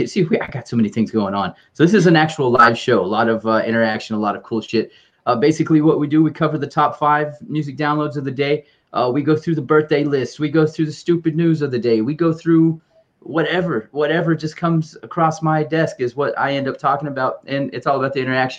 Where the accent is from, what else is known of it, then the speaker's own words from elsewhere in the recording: California, United States; growing up in Cali